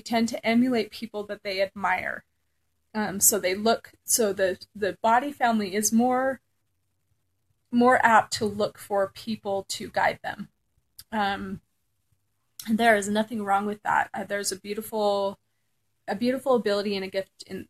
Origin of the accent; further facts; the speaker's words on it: Southern California, United States; I grew up in Southern California